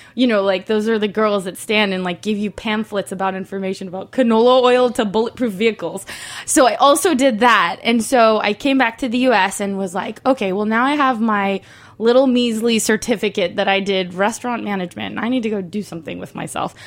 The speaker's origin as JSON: {"language": "English", "country": "Mexico", "moved": "yes", "lives_now": "Los Angeles, United States", "said": "I'm from Mexico."}